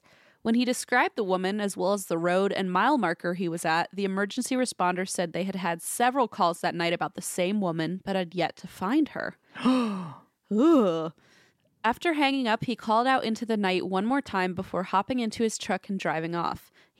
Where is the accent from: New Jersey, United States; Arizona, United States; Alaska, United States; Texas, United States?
Alaska, United States; now in London, United Kingdom; Between growing up in Alaska and now living in London, I've got some other spooky tales